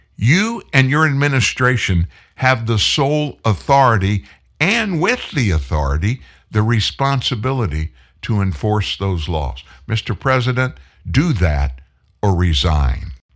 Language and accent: English; Texas, United States; I was born in Texas. I'm a native Texan.